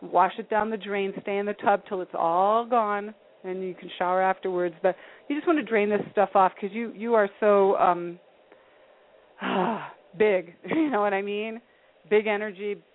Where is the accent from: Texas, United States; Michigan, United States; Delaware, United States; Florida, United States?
Delaware, United States; moved away; I'm originally from Delaware years ago